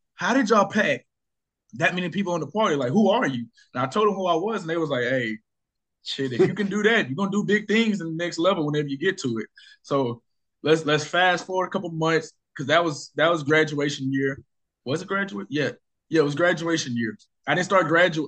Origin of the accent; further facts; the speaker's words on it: Arkansas, United States; I threw my first party in my hometown. Yeah. Excuse me, Arkansas.